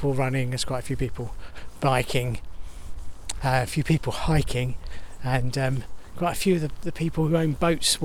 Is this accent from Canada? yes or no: no; Enfield, London, United Kingdom; it's through Enfield, so I'm just walking through my home town